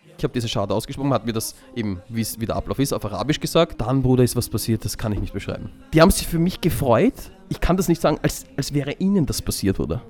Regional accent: Vienna, Austria; ich bin halt in Wien geboren und aufgewachsen

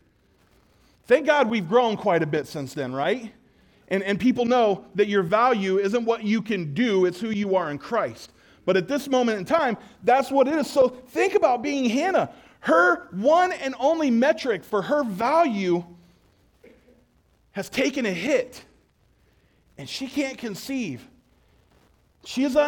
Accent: Shiloh, Ohio, United States; we grew up in Shiloh.

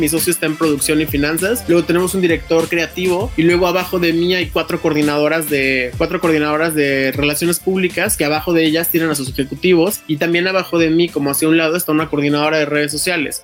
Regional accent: Mexicali, Baja California, Mexico; yo soy de Mexicali

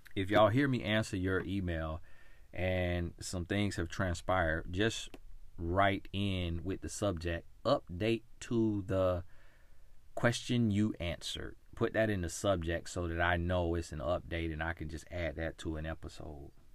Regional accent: United States; my story of being American, born in America

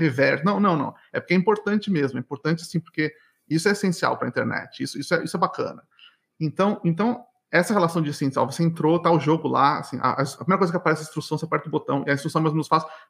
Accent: São Paulo, Brazil; moved away as an adult; now in Montreal, Canada; eu cresci, nasci, cresci em São Paulo

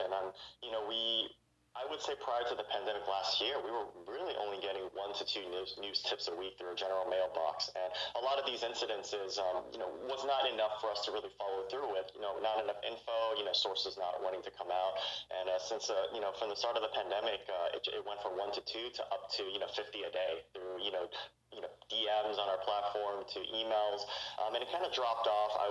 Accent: Bay Area, California, United States; I grew up in the Bay Area

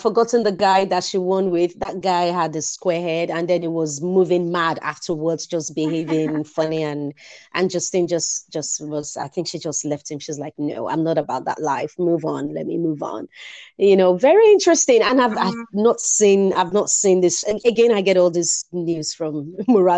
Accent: Nigeria; I am Nigerian.

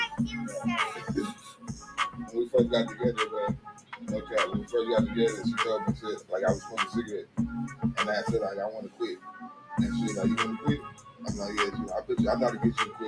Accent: California, United States; I grew up in California too

